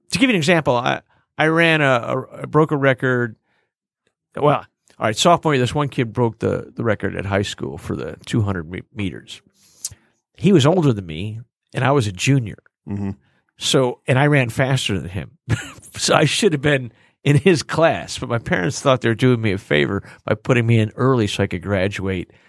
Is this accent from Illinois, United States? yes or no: yes; Chicago, Illinois, United States; I was born in Chicago